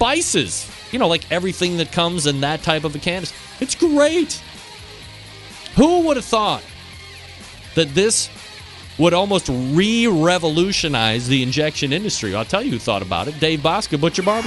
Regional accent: Cleveland, Ohio, United States; my hometown, Cleveland Cavaliers

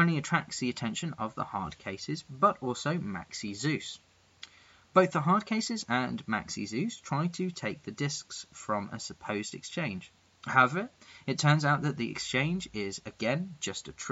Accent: England, United Kingdom; I'm that English guy

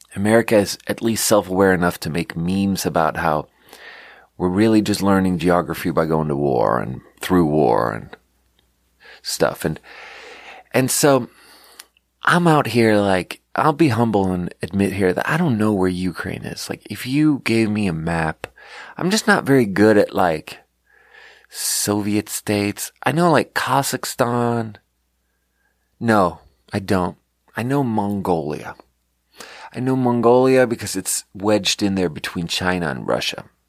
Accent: Sweden; moved away; growing up in Sweden

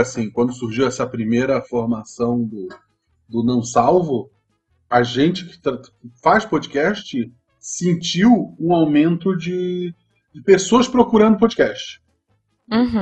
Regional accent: Santa Catarina, Brazil; Eu sou de Santa Catarina

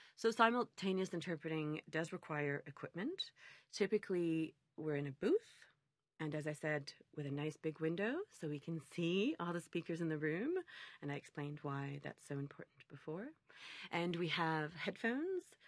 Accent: Montreal, Quebec, Canada; I was born and raised in Montreal

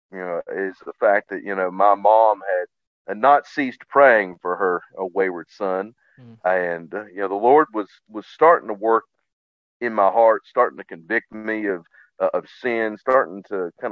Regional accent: West Virginia, United States; growing up in West Virginia at the time

